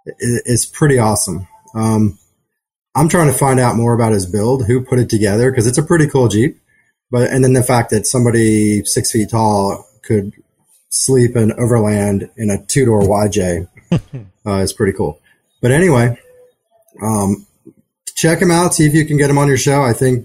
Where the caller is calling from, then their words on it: Auburn, Alabama, United States; I'm a listener from Auburn, Alabama.